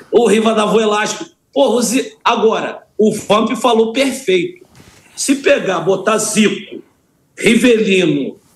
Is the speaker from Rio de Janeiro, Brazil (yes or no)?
no; Santos, São Paulo, Brazil; born there; eu sou nascido em Santos, na época que meu pai jogava lá